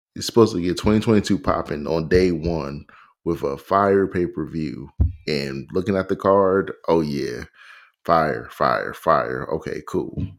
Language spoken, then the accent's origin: English; Pioneer City, Maryland, United States; where I grew up in Pioneer City.